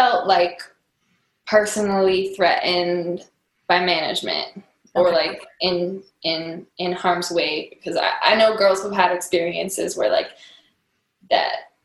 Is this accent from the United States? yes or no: yes; Albuquerque, New Mexico, United States; now in New York, United States; I grew up in Albuquerque, New Mexico